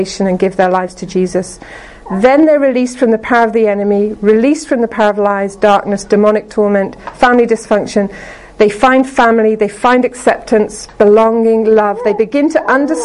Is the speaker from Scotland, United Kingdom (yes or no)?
no; Liverpool, North West England, United Kingdom; I'm from England, I'm from Liverpool